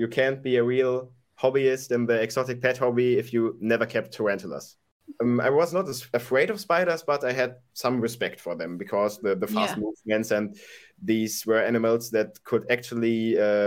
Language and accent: English; Dortmund, North Rhine-Westphalia, Germany; I'm from Germany, from Dortmund, Germany